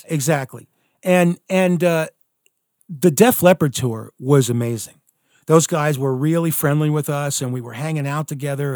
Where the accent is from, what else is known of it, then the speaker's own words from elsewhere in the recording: Alaska, United States; moved away; also born or lived in Philadelphia, Pennsylvania; there I am, a kid, uh, you know, growing up in the middle of like nowhere